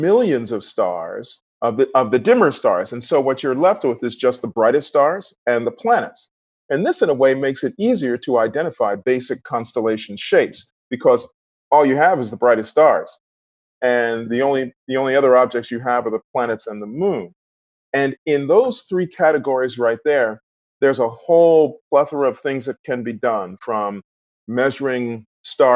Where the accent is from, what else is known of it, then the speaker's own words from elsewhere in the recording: Philadelphia, Pennsylvania, United States; when I was growing up in Philly